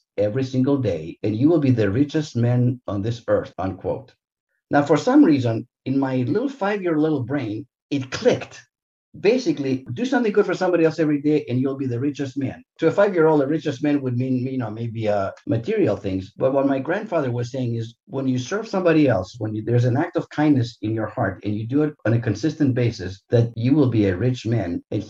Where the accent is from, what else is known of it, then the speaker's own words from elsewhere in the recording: Santa Monica, California, United States; growing up in Santa Monica in Southern California